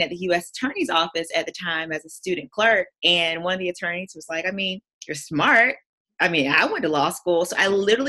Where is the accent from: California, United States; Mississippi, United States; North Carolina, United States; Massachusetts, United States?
North Carolina, United States; moved away as an adult; also born or lived in New York; I'm originally from North Carolina. I did all my schooling in North Carolina